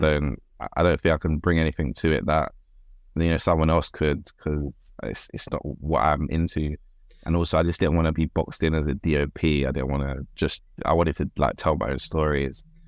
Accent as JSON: {"language": "English", "region": "London", "country": "United Kingdom", "tie": "born or raised there", "said": "I grew up in Birkengreen, Whitechapel"}